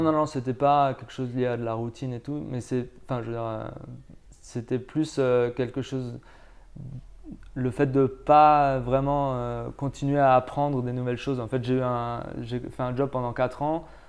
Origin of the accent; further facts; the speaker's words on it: France; moved away as an adult; now in Tenerife, Spain; je viens de France. Enfin, je suis français, mais en fait, je travaille maintenant aux îles Canaries, à, à, Tenerife plus précisément